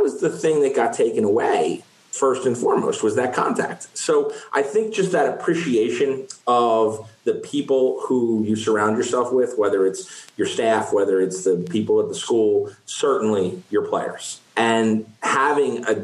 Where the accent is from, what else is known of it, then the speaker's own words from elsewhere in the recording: Westchester, New York, United States; I grew up in Westchester